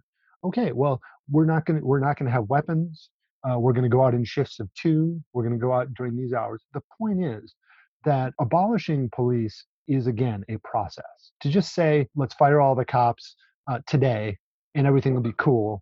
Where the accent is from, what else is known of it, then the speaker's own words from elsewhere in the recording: Minneapolis, Minnesota, United States; now in Bloomington, United States; I'm from Minneapolis.